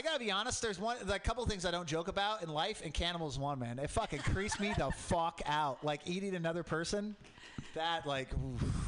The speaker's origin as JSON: {"language": "English", "town": "Portland", "region": "Oregon", "country": "United States", "tie": "born or raised there", "said": "I grew up in Portland, Mount Hood, volcanic"}